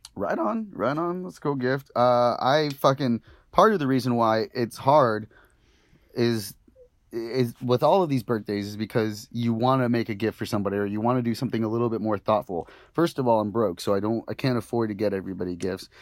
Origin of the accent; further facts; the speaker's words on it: Santa Ana, California, United States; I grew up in Santa Ana